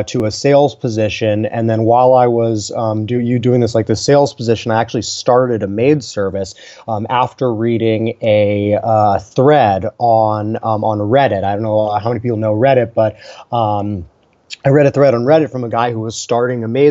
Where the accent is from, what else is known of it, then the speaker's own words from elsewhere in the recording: Palo Alto, California, United States; I grew up in Palo Alto, a couple miles away from Google and Facebook and LinkedIn